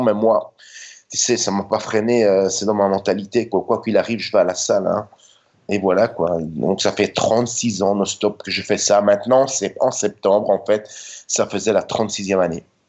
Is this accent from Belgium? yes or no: yes; Brussels, Brussels-Capital Region, Belgium; now in Budapest, Hungary; Je suis né en 66 en Belgique et j'ai grandi là-bas.